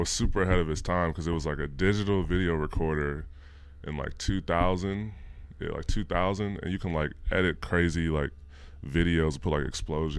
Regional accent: Bellwood, Illinois, United States; also born or lived in Los Angeles; West burbs. So like Bellwood, Maywood area.

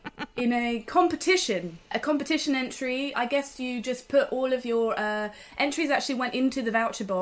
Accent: Swindon, South West England, United Kingdom; Swindon is actually my hometown.

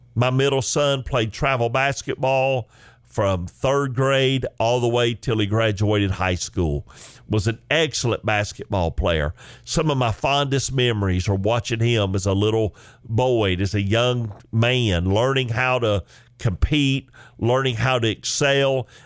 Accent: Chickamauga, Georgia, United States; a young boy growing up in Chickamauga, Georgia

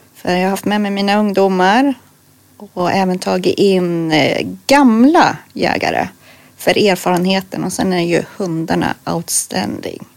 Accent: Örebro, Örebro County, Sweden; also born or lived in Lindesberg; jag kommer ju från Örebro, bor en liten bit utanför, två, tre mil eh, i Lindesberg

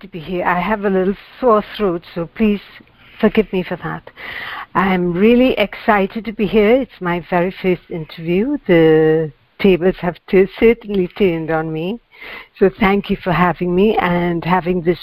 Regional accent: Trinidad & Tobago; I'm from Trinidad

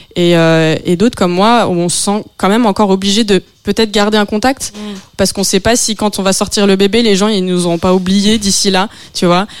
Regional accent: France; je suis française

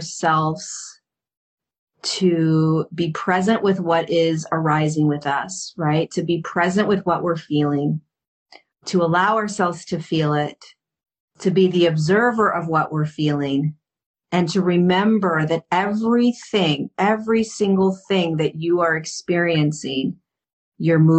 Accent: Hermosa Beach, California, United States; I grew up in Hermosa Beach

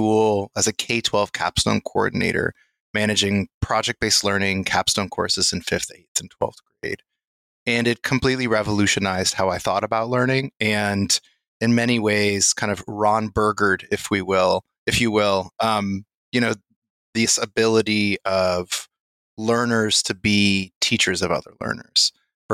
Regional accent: Lesotho; also born or lived in Massachusetts, United States; now in Hawaii, United States; I grew up in Lesotho in Southern Africa in a really communal learning environment

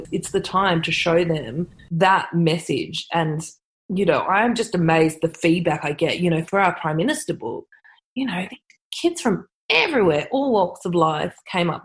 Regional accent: Sydney, New South Wales, Australia; also born or lived in Redfern, Sydney; I grew up on the North Shore

